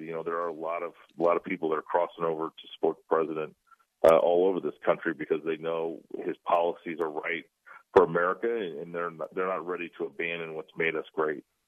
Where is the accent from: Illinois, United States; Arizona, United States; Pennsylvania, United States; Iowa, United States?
Iowa, United States; Des Moines; my hometown of Des Moines